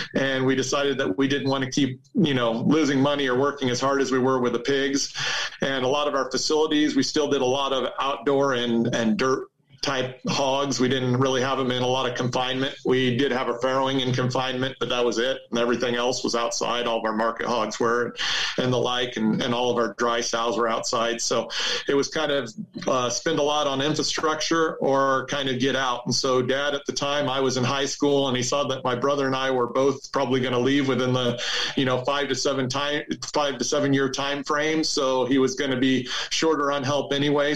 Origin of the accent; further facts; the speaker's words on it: Almena, Kansas, United States; I grew up on a farm uh, in Norton County, Kansas